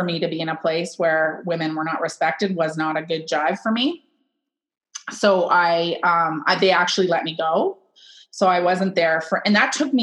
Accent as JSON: {"language": "English", "town": "Kitchener", "region": "Ontario", "country": "Canada", "lives_now": "Wellesley, Canada", "said": "I'm from Kitchener"}